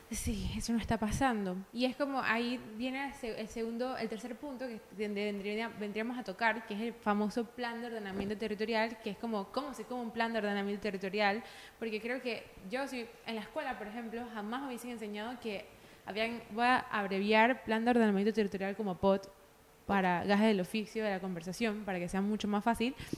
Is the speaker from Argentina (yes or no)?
no; Panama; todos los panameños somos versátiles